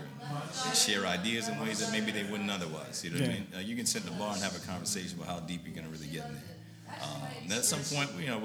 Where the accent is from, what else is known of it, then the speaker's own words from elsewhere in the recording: Massachusetts, United States; moved away as an adult; also born or lived in Connecticut; now in Brooklyn, United States; I'm from Massachusetts, okay. but I lived in Connecticut for a while